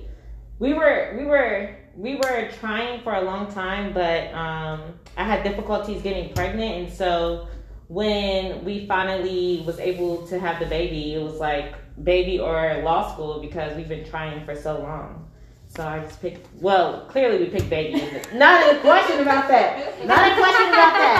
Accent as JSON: {"language": "English", "town": "Raleigh", "region": "North Carolina", "country": "United States", "tie": "born or raised there", "moved": "as an adult", "lives_now": "Wichita, United States", "said": "I am from Raleigh, North Carolina, born and raised."}